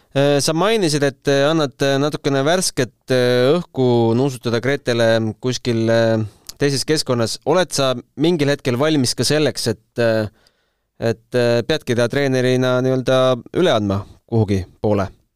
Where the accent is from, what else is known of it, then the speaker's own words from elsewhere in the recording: Tartu, Tartu County, Estonia; mina ka Tartust